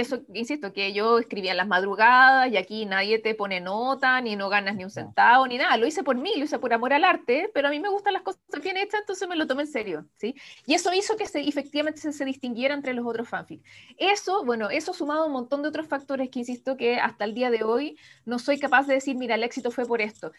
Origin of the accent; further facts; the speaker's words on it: Chile; sigo siendo la chilena más joven en firmar un contrato de edición internacional